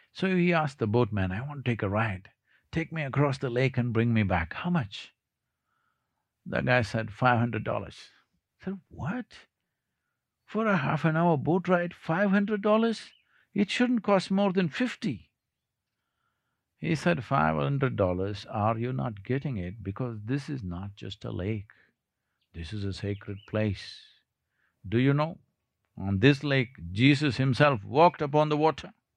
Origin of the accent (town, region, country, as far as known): South India, India